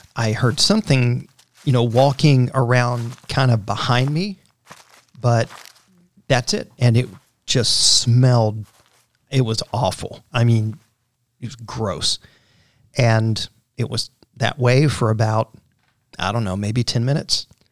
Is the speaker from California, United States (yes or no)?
no; Central Florida, United States; I grew up in Central Florida